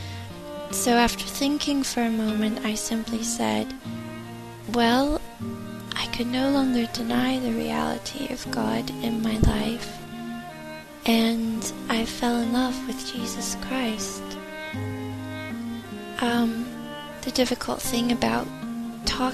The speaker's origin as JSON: {"language": "English", "country": "United States", "also_born_or_lived": "London, United Kingdom / Ivybridge, Devon, United Kingdom / Chicago", "moved": "as an adult", "said": "I'm 31 and I'm from the United States."}